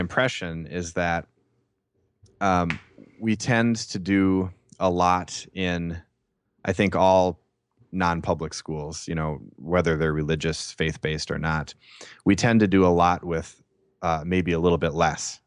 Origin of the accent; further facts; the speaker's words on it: Saint Paul, Minnesota, United States; I'm from Saint Paul, Minnesota